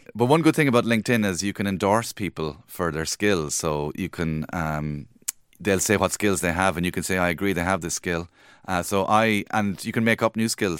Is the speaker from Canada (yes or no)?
no; Cork, Munster, Ireland; moved away; I'm from Cork